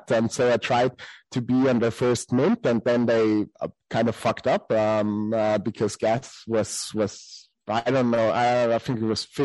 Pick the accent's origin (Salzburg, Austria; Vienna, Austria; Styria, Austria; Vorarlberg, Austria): Salzburg, Austria; I come from the city where Sound of Music mostly was shot, except for studio, of course, but I come from Salzburg